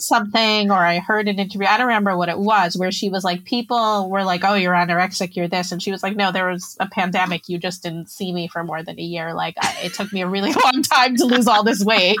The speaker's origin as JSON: {"language": "English", "region": "New Jersey", "country": "United States", "tie": "born or raised there", "moved": "as an adult", "lives_now": "Israel", "said": "I grew up in New Jersey. My mom's Israeli and my dad's American"}